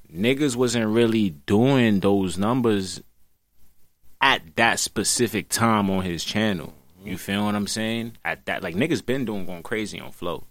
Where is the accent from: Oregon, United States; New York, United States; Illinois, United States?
New York, United States; New York City; I'm from Brooklyn, New York City